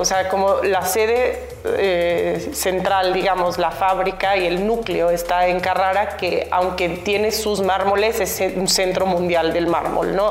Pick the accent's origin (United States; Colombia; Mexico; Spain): Mexico; moved away; siendo mexicana vengo muy seguido a México